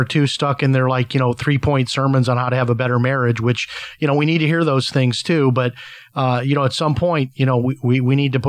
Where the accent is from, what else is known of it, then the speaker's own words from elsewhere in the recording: Chicago, Illinois, United States; I have a lot of family in Chicago. I'm from Chicago